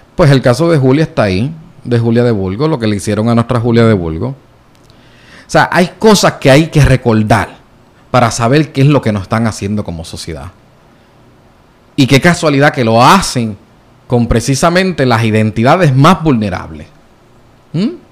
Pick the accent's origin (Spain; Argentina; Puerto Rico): Puerto Rico; accent: jíbaro; porque yo soy boricua